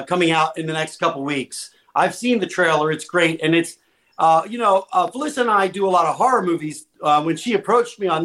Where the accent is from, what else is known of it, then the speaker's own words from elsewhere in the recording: New Jersey, United States; also born or lived in Paterson, New Jersey / Phillipsburg, New Jersey; I'm Jersey